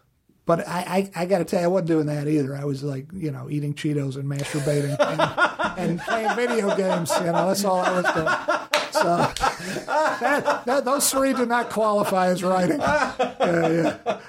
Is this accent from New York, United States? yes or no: no; Virginia, United States; Living back in Virginia and my home state of Virginia, which was great living in Virginia